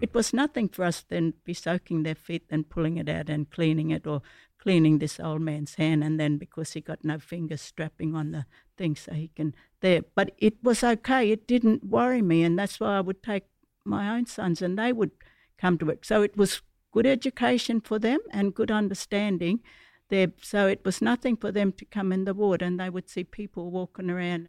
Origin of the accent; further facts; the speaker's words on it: Garden Point Mission, Northern Territory, Australia; I grew up Garden Point Mission days